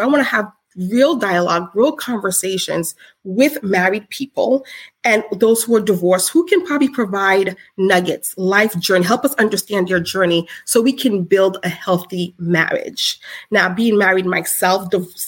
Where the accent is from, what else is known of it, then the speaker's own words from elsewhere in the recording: Haiti; I'm Haitian